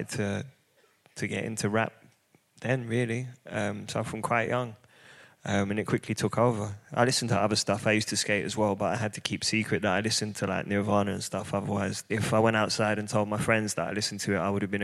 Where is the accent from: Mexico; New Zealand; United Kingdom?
United Kingdom; London; I grew up in East London